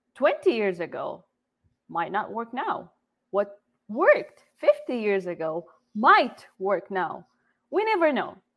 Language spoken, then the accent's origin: English; Jeddah, Makkah Province, Saudi Arabia; first language Arabic; English is a second language; moved away as an adult; now in United States; I am originally from Jeddah, Saudi Arabia. I came to the U.S. almost exactly 10 years ago, right after high school